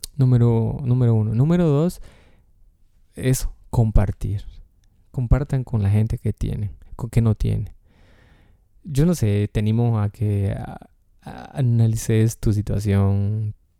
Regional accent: Guatemala; o al menos de donde yo soy, de Guatemala

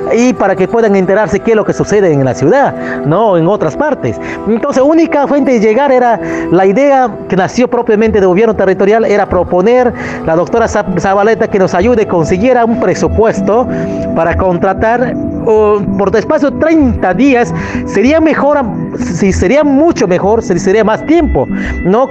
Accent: Shawi nation, Alto Amazonas, Loreto, Peru; mis paisanos, mis hermanos de la nación Xavi

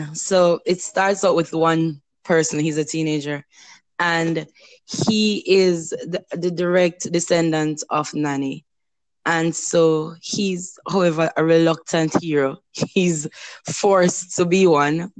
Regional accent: Jamaica; our country, for our people

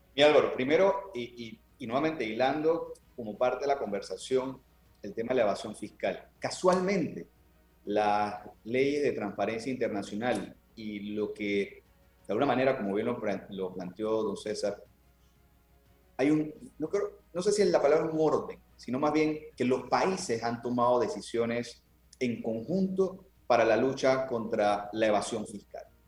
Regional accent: Panama; como panameños

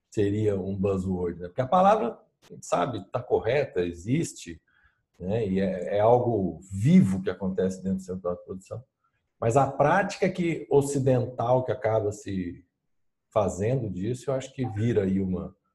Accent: São Paulo, Brazil; também sou de São Paulo, não esqueça disso.

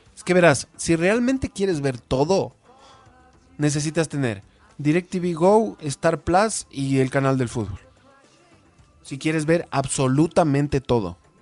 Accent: Ecuador; todos somos ecuatorianos

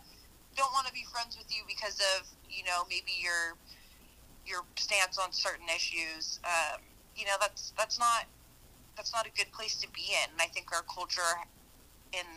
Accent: Western Washington, United States; I grew up in Western Washington.

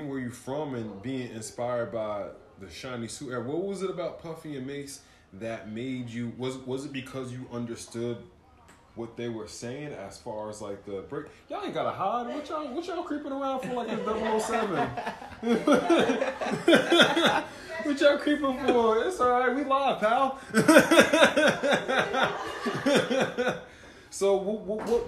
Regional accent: New York, United States; I grew up in New York, so I listen to New York rappers

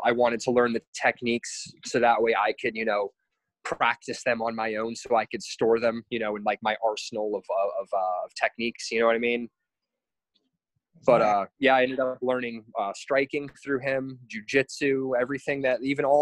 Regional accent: New Port Richey, Florida, United States; moved away as an adult; now in Hawaii, United States; I'm originally from the Tampa area, from a little town called Newport Richey. It's in Pasco County

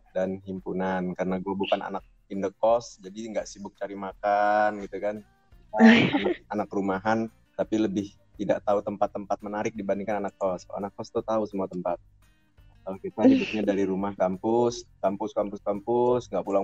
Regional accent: South Sulawesi, Indonesia; now in Kalimantan, Indonesia; Padang, Bapak Sunda dapat dua-duanya, tapi lahir dan besar di Sulawesi Selatan dan sekarang hidup oh. di Kalimantan.

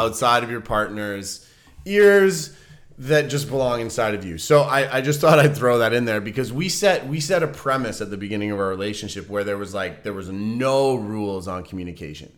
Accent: Vancouver, British Columbia, Canada; moved away; my hometown with, with people in Vancouver

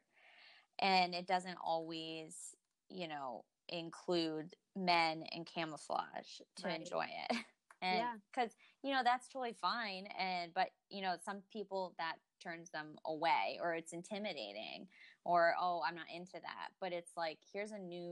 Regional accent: Michigan, United States; also born or lived in New York City area; now in New York, United States; my family's back in Michigan

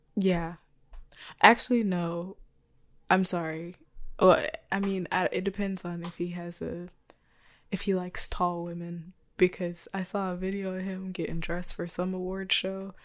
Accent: Texas, United States; I was born in Texas

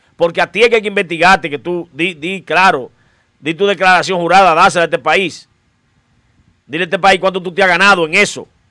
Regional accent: Dominican Republic; somos dominicanos.

